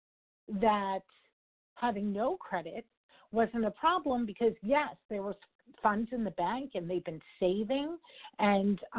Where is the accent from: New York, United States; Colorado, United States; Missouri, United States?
New York, United States; I'm a New Yorker, bottom line kind of gal